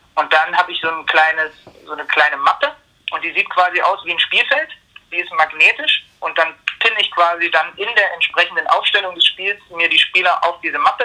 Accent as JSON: {"language": "German", "town": "Zwickau", "region": "Saxony", "country": "Germany", "moved": "as an adult", "lives_now": "Leipzig, Germany", "said": "ich komme eigentlich nicht aus Leipzig, ich komme eigentlich aus Zwickau, bin hier zum Studieren hergegangen"}